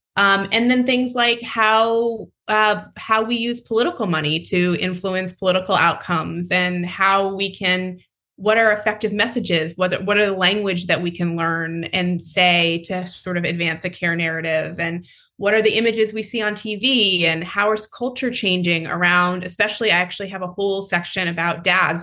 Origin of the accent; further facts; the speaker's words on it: North Carolina, United States; my home state of north carolina